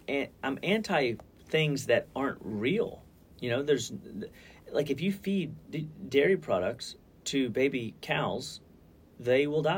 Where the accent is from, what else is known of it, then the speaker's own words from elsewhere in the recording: Deer Park, Texas, United States; I remember growing up, we could smell it was football weather.